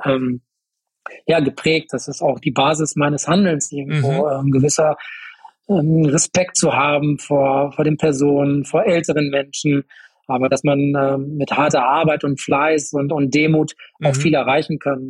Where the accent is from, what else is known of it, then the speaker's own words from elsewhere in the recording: Paderborn, North Rhine-Westphalia, Germany; Ich bin in Paderborn äh, geboren, bin aufgewachsen äh, in einem Vorort von Paderborn